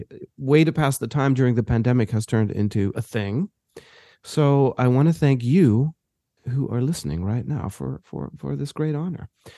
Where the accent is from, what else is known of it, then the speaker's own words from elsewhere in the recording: Johannesburg, Gauteng, South Africa; moved away; I grew up in South Africa, and in Johannesburg.